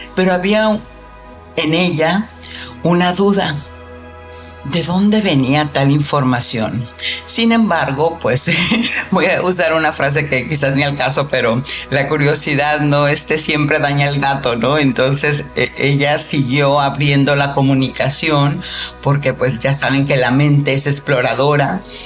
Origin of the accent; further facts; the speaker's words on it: Mexico; yo soy mexicana